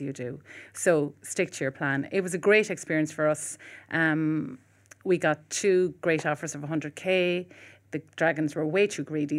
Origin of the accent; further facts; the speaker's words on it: Cork, Munster, Ireland; moved away; I'm from Cork originally as well